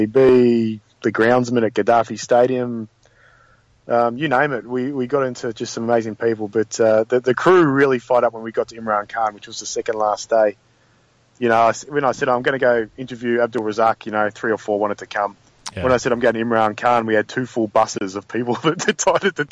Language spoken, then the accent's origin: English; Australia